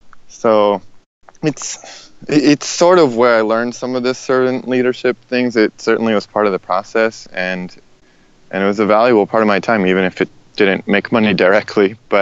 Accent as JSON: {"language": "English", "region": "Indiana", "country": "United States", "tie": "born or raised there", "also_born_or_lived": "Los Angeles", "said": "I was born in Indiana, kind of classic rural Midwest, southern Indiana, and then my parents split, and I spent a lot of my life in Los Angeles"}